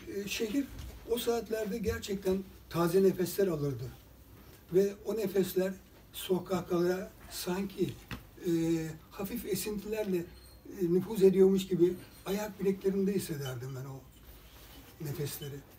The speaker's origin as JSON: {"language": "Turkish", "region": "Bursa", "country": "Turkey", "tie": "born or raised there", "said": "ben bir boşnak anne babanın çocuğu olarak Bursa'da doğdum."}